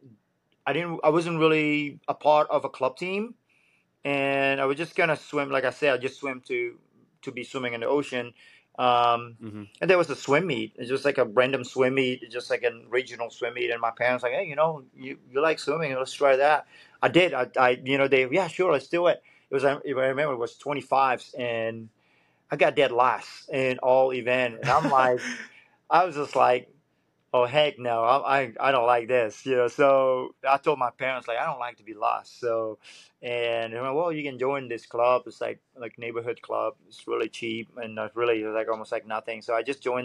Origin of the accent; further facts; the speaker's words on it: Bali, Indonesia; also born or lived in Florida; now in Wilmington, United States; I grew up in Bali